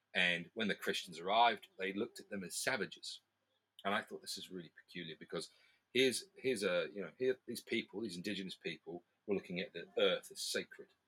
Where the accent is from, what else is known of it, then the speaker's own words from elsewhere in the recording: New Zealand; I'm from New Zealand